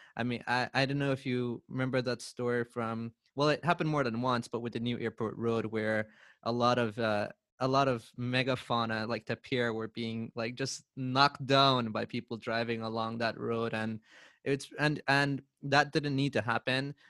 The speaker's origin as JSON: {"language": "English", "country": "Belize", "tie": "born or raised there", "said": "I grew up back at Bush"}